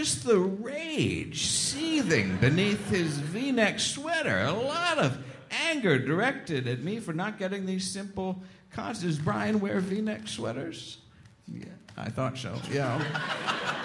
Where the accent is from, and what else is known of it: West Chester, Pennsylvania, United States; born or raised there